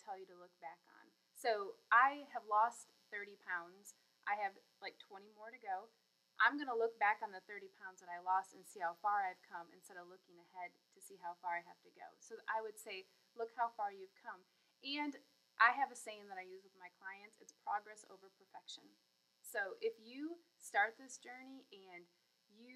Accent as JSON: {"language": "English", "region": "Michigan", "country": "United States", "moved": "yes", "said": "I'm actually from Michigan, so I love to go home and see my family"}